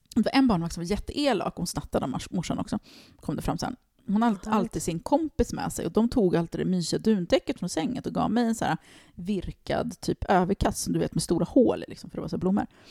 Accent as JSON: {"language": "Swedish", "town": "Stockholm", "region": "Stockholm County", "country": "Sweden", "tie": "born or raised there", "said": "jag växte upp i Tensta och det var ingen medelklass där"}